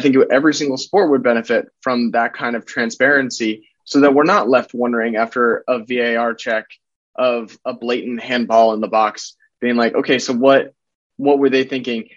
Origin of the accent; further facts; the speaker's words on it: United States; as an American, I, I, I grew up watching American sports